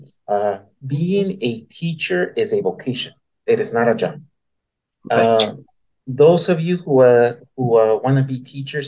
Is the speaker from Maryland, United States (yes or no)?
no; El Paso, Texas, United States; moved away; I was born and raised in El Paso, Texas